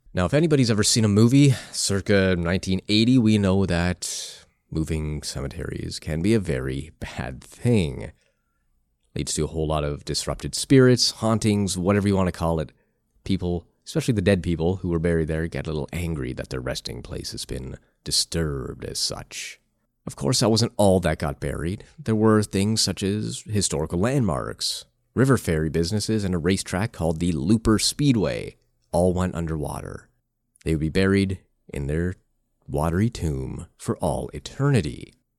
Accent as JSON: {"language": "English", "country": "Canada", "said": "I am from Canada"}